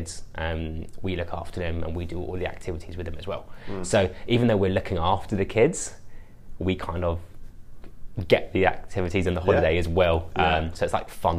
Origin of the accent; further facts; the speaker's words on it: London, United Kingdom; moved away as an adult; now in Australia; I'm not from Australia. I'm from London in the UK. And came out here just before COVID